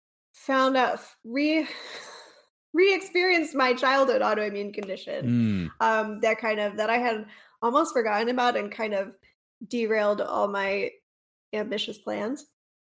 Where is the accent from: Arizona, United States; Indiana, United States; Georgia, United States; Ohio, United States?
Georgia, United States; North; moved away as an adult; now in East Tennessee, United States; I grew up in North Georgia, not too far from here